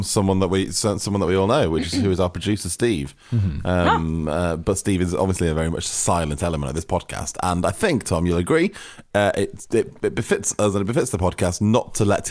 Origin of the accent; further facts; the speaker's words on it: Manchester, North West England, United Kingdom; And …, I'm from Manchester.